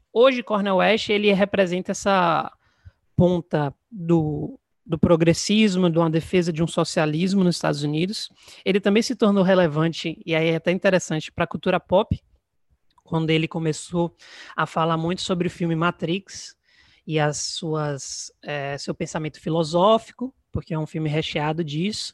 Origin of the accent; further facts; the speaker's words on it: Salvador, Bahia, Brazil; sou de Salvador, Bahia